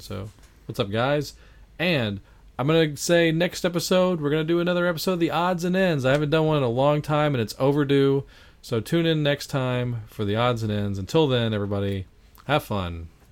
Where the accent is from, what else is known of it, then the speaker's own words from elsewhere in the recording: Baton Rouge, Louisiana, United States; my hometown of Baton Rouge, actually. Baton Rouge? Yes, that's where I was born.